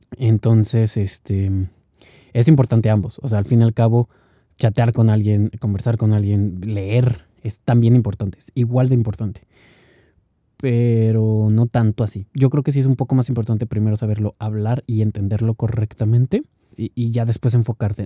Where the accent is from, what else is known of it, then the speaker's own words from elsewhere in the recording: Mexico; accent: Mexican; sigo siendo mexicano